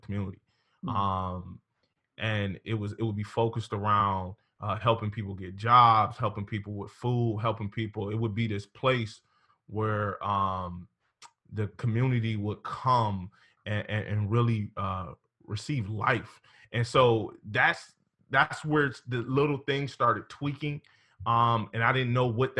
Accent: Cleveland, Ohio, United States; now in Sandusky, United States; I'm originally from Cleveland.

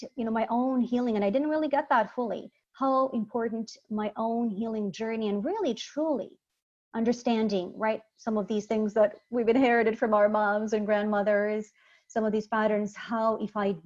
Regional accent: Sarajevo, Bosnia & Herzegovina; moved away; also born or lived in Croatia; I'm originally from Bosnia, Sarajevo, Bosnia.

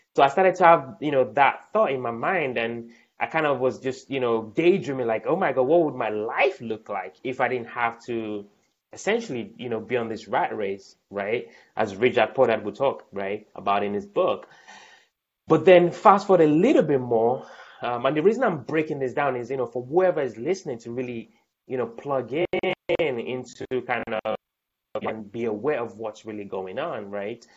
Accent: Nigeria; also born or lived in United Kingdom / London; now in Baltimore, United States; I was born in Nigeria, lived in the UK for a bit. Um, you know, and then now in the US.

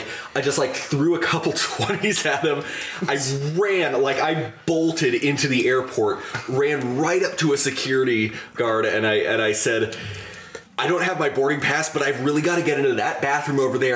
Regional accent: Youngstown, Ohio, United States; I said I come from Youngstown. It's, you know, this dump in Ohio.

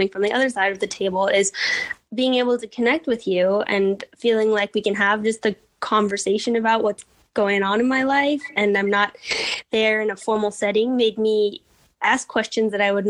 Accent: Canada; now in Berlin, Germany; I couldn't be like more foreign because I'm Canadian

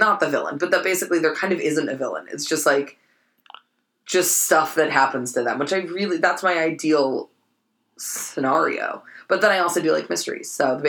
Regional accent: San Francisco, California, United States; growing up in San Francisco

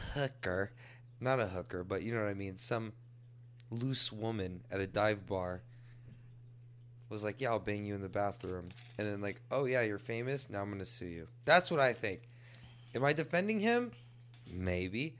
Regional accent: Texas, United States; I'm native Texan, and I praise being a native Texan

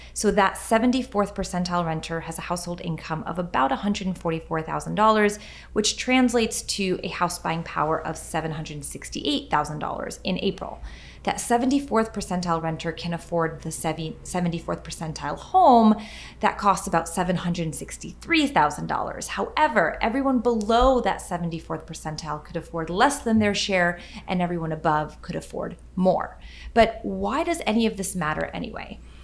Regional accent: Western New York, United States; I grew up in Western New York

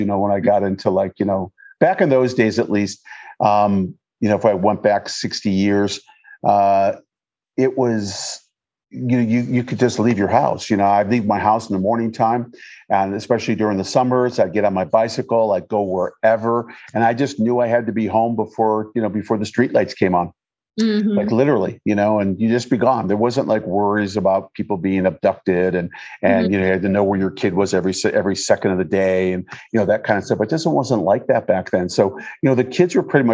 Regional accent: Detroit, Michigan, United States; moved away; I grew up in Michigan. I was born in Detroit, Michigan.

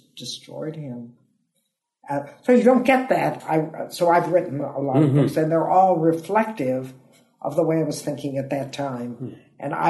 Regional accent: Toledo, Ohio, United States; moved away as an adult; also born or lived in San Francisco, California; now in United Kingdom; I'm from Toledo, Ohio

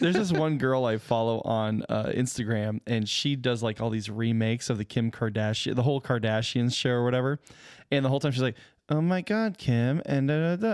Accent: Arizona, United States; moved away; I grew up in Arizona

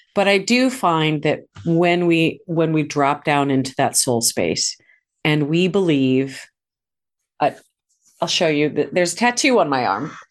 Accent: St. Louis, Missouri, United States; moved away; I'd moved back to my hometown of Saint Louis

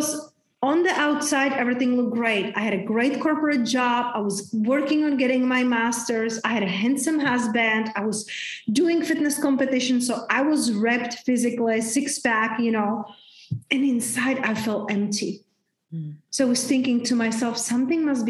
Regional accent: Czechia; now in Tulum, Mexico; I grew up in very, very small town back in Czech Republic. Hence, that's my name. That's my accent

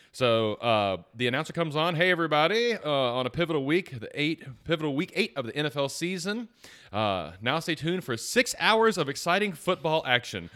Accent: Atlanta, Georgia, United States; I'm from Atlanta

